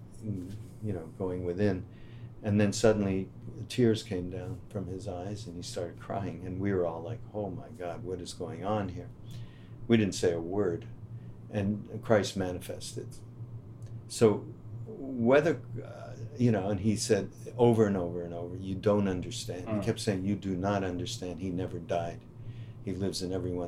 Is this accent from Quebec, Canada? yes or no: yes; Montreal, Quebec, Canada; moved away; a nice Jewish from Montreal